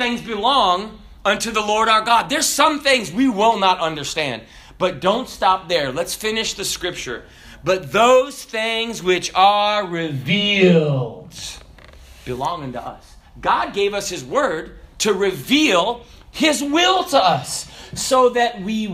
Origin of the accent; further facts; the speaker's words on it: the South, United States; I'm from the South.